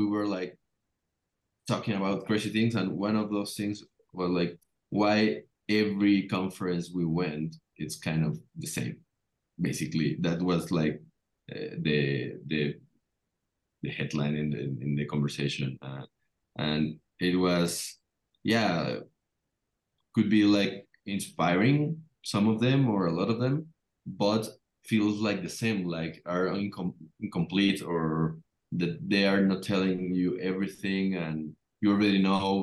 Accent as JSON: {"language": "English", "country": "Mexico", "said": "we are from Latin American country"}